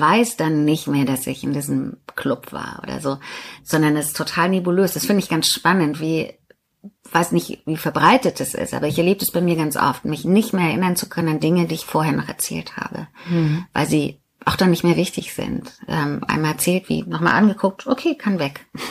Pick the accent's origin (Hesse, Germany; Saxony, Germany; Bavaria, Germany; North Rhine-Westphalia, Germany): Saxony, Germany; Riesa; Riesa, meine Geburtsstadt, Stahlstadt, Stadt an der Elbe